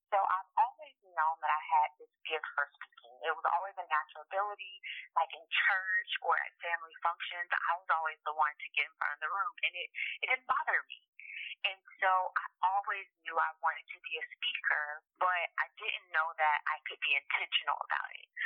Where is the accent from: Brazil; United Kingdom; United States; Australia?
United States; Miami, Florida; also born or lived in China; I am from the 305 ah. Miami all day.